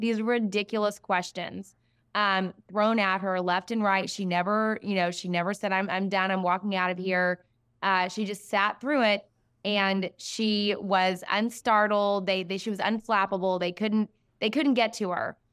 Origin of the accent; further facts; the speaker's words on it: Siloam Springs, Arkansas, United States; I grew up in a small town near Fayetteville, Arkansas, Salem Springs